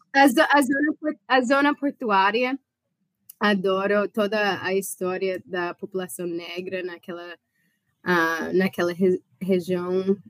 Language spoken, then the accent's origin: Portuguese; Chicago, Illinois, United States; Portuguese is a second language; also born or lived in Switzerland; Eu, eu sou de Chicago, não falei isso, sou de Chicago